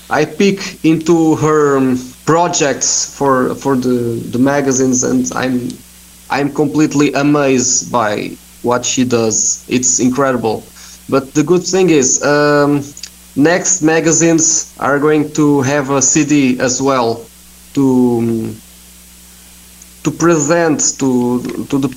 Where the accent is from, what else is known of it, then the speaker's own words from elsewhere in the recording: Portugal; I'm from here. I'm from Portugal